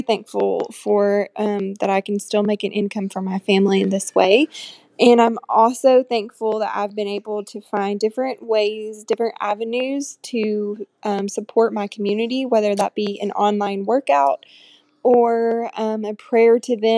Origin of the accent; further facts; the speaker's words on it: Fayetteville, Tennessee, United States; I am from Fayetteville, Tennessee.